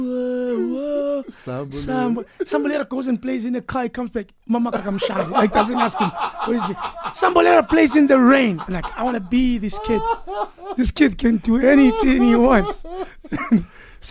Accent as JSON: {"language": "English", "country": "South Africa", "said": "I don't know where my accent is from, but I'm South African"}